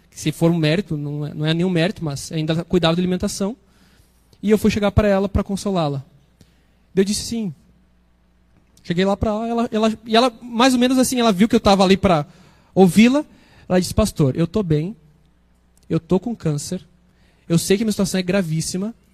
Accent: Brazil; moved away; Toda vez que eu volto para minha terra, ali para São Francisco, dá uma saudade. Eu amo aquele lugar.

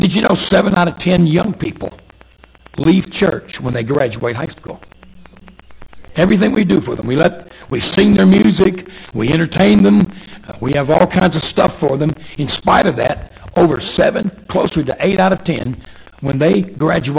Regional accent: Arkansas, United States; also born or lived in Oklahoma / Texas; now in Dallas-Fort Worth, United States; I was born and raised in Arkansas.

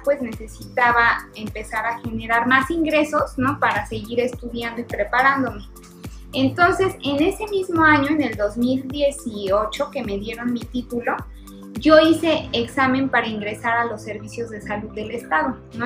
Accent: Cuautla, Morelos, Mexico; yo soy de Cuautla, somos paisanos, y su hijo y yo estudiamos juntos en la Colón, en Cuautla

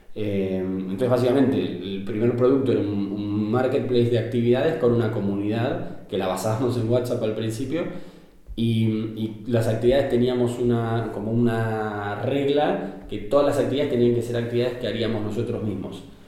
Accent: Argentina; moved away as an adult; now in Barcelona, Spain; yo soy argentino.

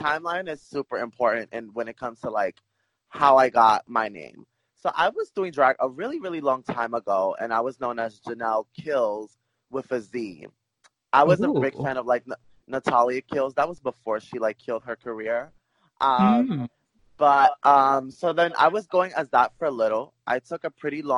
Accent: New York City, New York, United States; I'm from Brooklyn, New York, born and raised

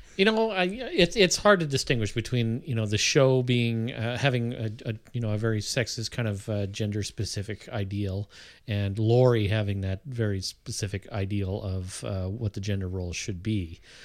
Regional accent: Canada; I'm Canadian

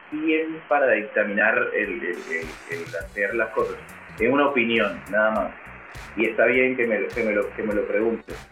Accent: Colombia; Yo soy colombiano.

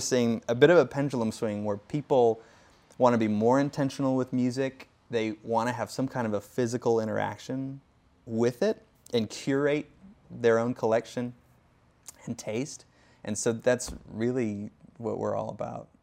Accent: Davenport, Iowa, United States; moved away as an adult; I grew up in Davenport, Iowa, uh, which is about three hours west of Chicago, five hours north of Saint Louis.

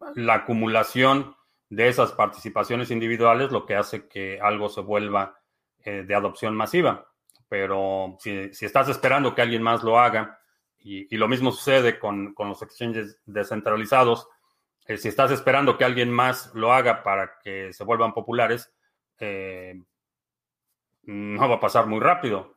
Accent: Mexico; now in United States; nací en México. Vivo en Estados Unidos.

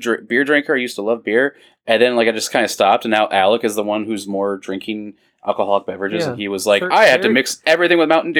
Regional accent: Iowa, United States; We're from Iowa

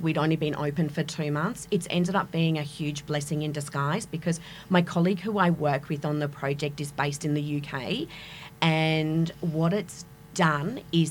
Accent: Adelaide, South Australia, Australia; moved away as an adult; also born or lived in Kenya / Africa / Asia / Middle East; I was born and raised in Adelaide, and at the age of 21, straight out of uni, I upped my life and moved to Kenya. And subsequently, I've spent 25 years teaching abroad in Africa, Asia and the Middle East, returning to Adelaide just 3 years ago.

